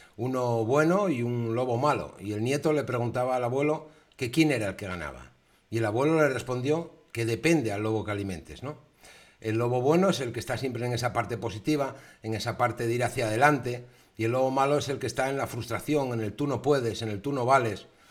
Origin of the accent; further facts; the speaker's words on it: Asturias, Spain; yo soy de Asturias